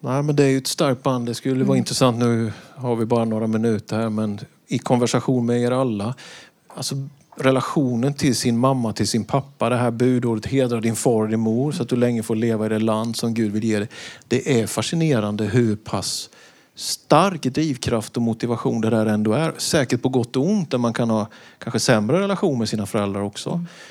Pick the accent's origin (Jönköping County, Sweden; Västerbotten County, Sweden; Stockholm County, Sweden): Jönköping County, Sweden; Vetlanda; Det var så hemma i Vetlanda på studenten att en student fick hålla ett tal